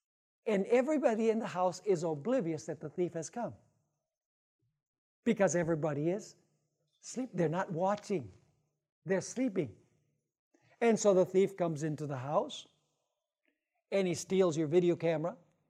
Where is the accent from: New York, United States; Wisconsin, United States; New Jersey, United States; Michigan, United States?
Wisconsin, United States; Actually, I'm from Wisconsin. It gets very cold.